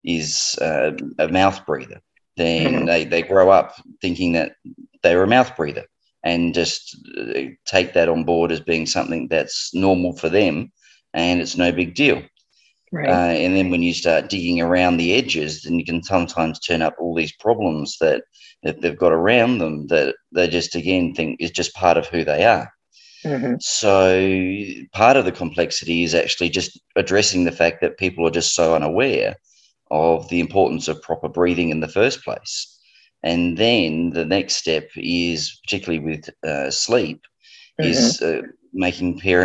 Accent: Australia; as people might jump onto board with my accent, I'm from Australia

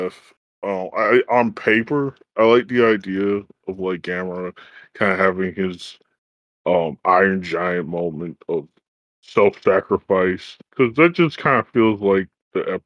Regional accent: United States; I'm an American, I'm not Japanese

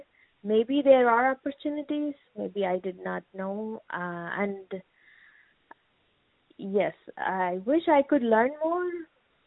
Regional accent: India; moved away as an adult; now in United States; I'm 39 years old, and I'm from India.

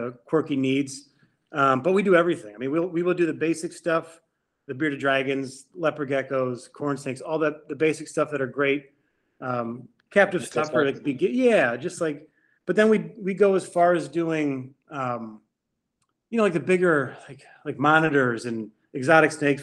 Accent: Cleveland, Ohio, United States; moved away as an adult; also born or lived in Miami, Florida / Louisiana; I grew up in Cleveland. But then I moved to Miami, Florida for 10 years

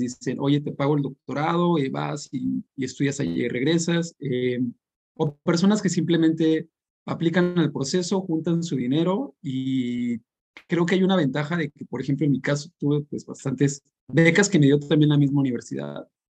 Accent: San Luis Potosí, Mexico; moved away as an adult; now in York, United Kingdom; soy de San Luis y hace dos años me vine aquí a York a vivir

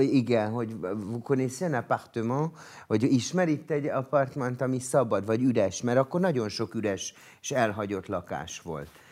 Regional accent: Budapest, Hungary; also born or lived in France; én Budapesten születtem

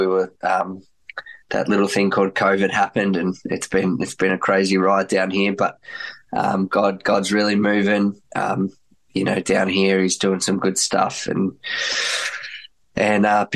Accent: Melbourne, Victoria, Australia; also born or lived in Germany; I was 4 years old growing up in Melbourne, Australia

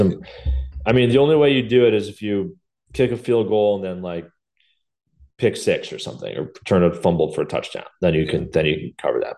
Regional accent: New York, United States; as a New Yorker

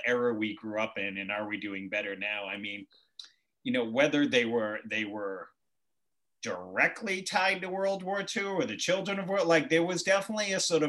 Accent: Boston, Massachusetts, United States; I grew up in Southie

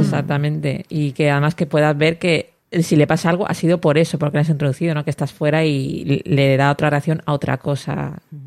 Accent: Elche, Valencian Community, Spain; yo que soy

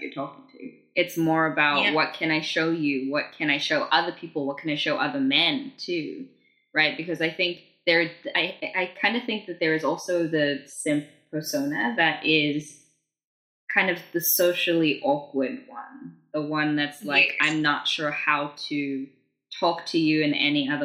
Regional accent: South Africa; growing up in South Africa, I didn't really have a lot of access to appropriate sex education

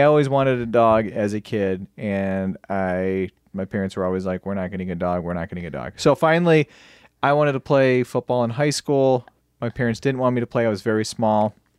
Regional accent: Michigan, United States; I'm from Michigan

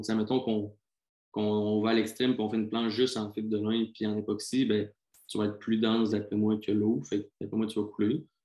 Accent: South Shore of Quebec City, Canada; je viens de la rive sud de Québec.

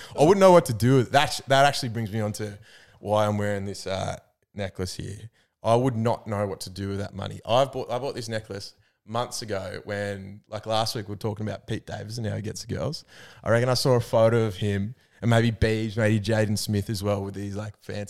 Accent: Albury, New South Wales, Australia; I'm from the country. I'm from Albury, but it is the proper country.

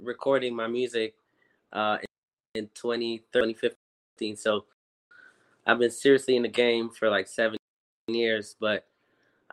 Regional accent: Montreal, Quebec, Canada; moved away as an adult; also born or lived in Philadelphia; now in Montreal, Canada; I was born in Montreal.

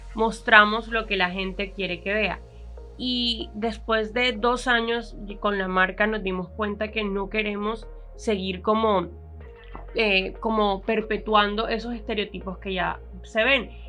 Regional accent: Colombia; Somos colombianos, somos un montón de gente mestiza

